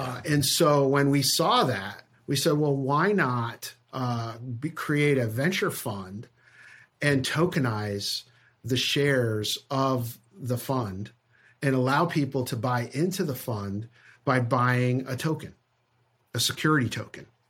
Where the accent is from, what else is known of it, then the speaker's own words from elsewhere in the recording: Connecticut, United States; I grew up in Connecticut, out of, out of New York.